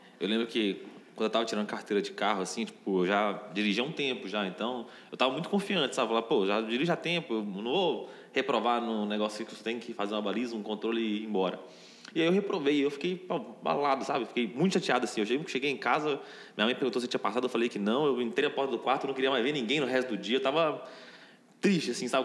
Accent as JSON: {"language": "Portuguese", "region": "interior of Minas Gerais", "country": "Brazil", "said": "eu sou do interior de Minas"}